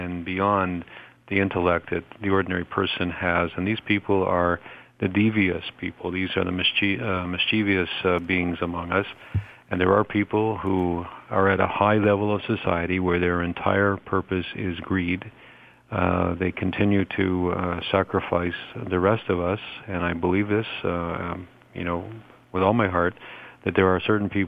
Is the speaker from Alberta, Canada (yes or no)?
no; Toronto, Ontario, Canada; my hometown of Toronto